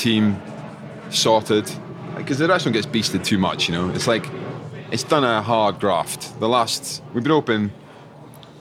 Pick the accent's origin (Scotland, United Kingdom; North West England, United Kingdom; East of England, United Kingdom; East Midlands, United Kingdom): Scotland, United Kingdom; I was from Scotland